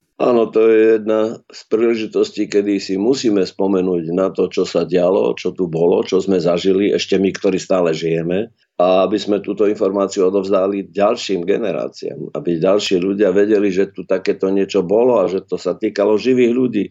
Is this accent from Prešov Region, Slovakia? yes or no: yes; Prešov, Prešov Region, Slovakia; now in Bratislava, Slovakia; ja som vyrastal len tu na Slovensku